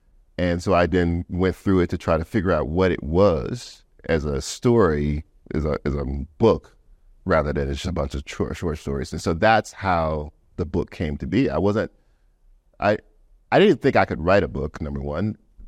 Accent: the South, United States; I guess I'm the banjo, because I'm from the South. I'm a poor kid from the South.

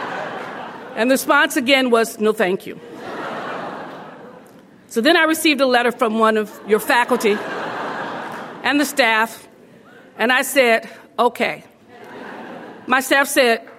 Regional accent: Los Angeles, California, United States; When you're born in the projects of Los Angeles, in the Pueblos, you come live in the projects

